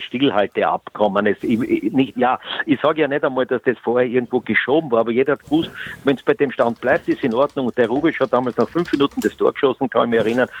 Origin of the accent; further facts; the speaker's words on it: Eastern Austria, Austria; wir im Osten